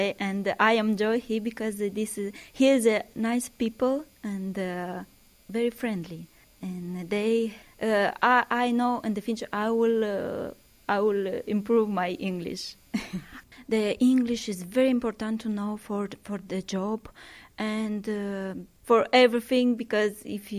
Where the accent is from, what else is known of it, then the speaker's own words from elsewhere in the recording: Moldova; English is a second language; now in Ireland; I am from Moldova. I have 2 years. I live 2 years here